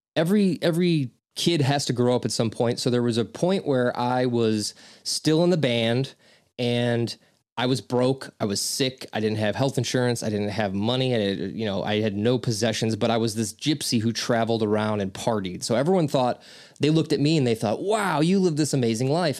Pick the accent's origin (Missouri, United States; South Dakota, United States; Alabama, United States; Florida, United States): Missouri, United States; St. Louis; also born or lived in Chicagoland area; now in Aurora, United States; I was raised in Saint Louis, but I live in Ch-, the Chicagoland area.